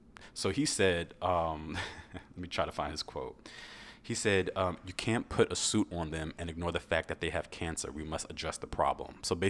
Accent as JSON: {"language": "English", "town": "New York City", "region": "New York", "country": "United States", "said": "I'm from New York. What are you talking about? It's the same shit. Like, New York has rats. It's pissy. Listen, I love where I'm from, you know, Brooklyn."}